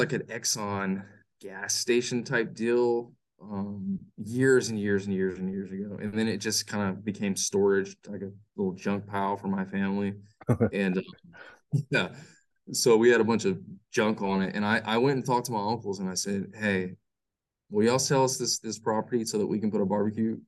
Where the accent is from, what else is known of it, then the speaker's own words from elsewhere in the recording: Lockhart, Texas, United States; moved away; we're from Lockhart